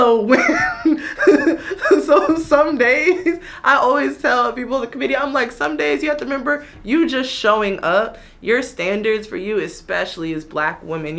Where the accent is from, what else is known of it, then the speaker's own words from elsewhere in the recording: Queens, New York, United States; I am from Queens.